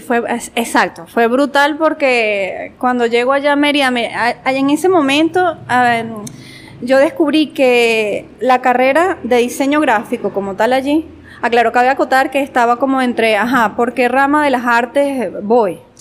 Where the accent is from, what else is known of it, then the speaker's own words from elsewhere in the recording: Guanare, Portuguesa, Venezuela; also born or lived in Mérida, Venezuela / Barquisimeto, Venezuela; nací en Mérida, pero he llevado, como quien dice, eh, llevé esa niñez entre Guanare, Mérida y Barquisimeto